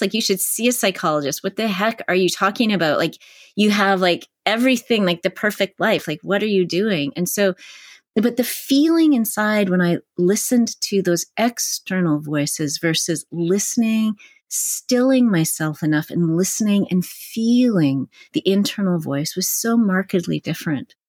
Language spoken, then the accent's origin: English; Canada; now in California, United States; where I was growing up in Canada